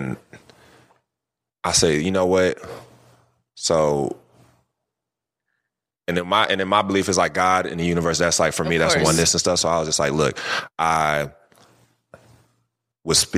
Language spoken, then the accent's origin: English; California, United States; also born or lived in Philadelphia, Pennsylvania; I was raised in Cali. I was, you know, born in Philly, but raised out here in Cali